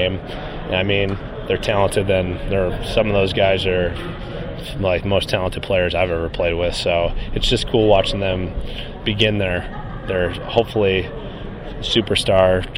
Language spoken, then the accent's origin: English; Chicago, Illinois, United States; now in Florida, United States; I'm from Chicago originally, but I moved down to Florida